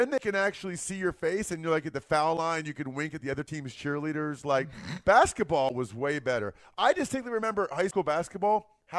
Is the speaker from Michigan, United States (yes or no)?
no; Reading, Pennsylvania, United States; John, I'm from Reading, bro.